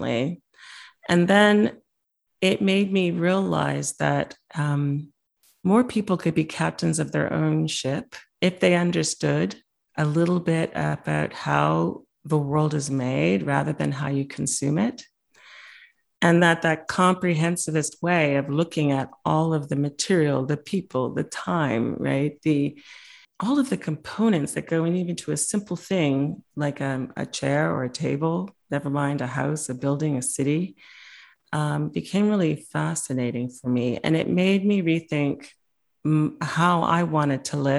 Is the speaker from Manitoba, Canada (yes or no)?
yes; Winnipeg, Manitoba, Canada; moved away; I didn't realize how special my hometown of Winnipeg was until I went abroad